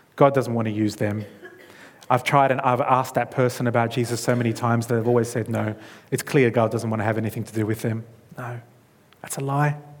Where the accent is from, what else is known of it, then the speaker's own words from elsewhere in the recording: Australia; moved away; I'm from Australia. All of my, my blood family is in that country.